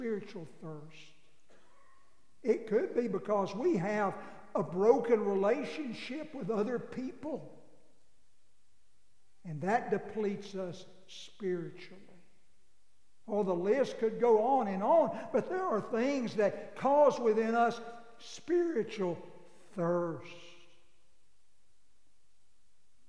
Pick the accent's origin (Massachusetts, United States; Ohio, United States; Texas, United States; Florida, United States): Texas, United States; Abilene; I grew up in Abilene, but I effectively grew up in a cow lot